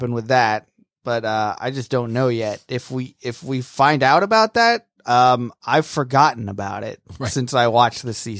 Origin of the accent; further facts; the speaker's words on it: Japan; Even though I'm from Japan, where sushi is something that we, you know, created and mastered.